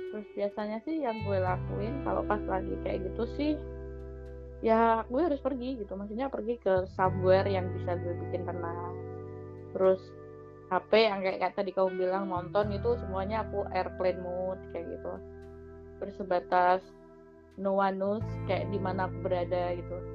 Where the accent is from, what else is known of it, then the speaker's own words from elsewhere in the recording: Bojonegoro, East Java, Indonesia; mantan gue kan dulu di daerah gue juga di hometown gue di Bojonegoro